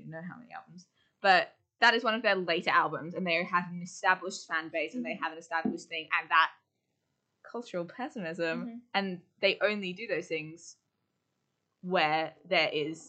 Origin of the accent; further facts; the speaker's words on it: Australia; Australia, we love America.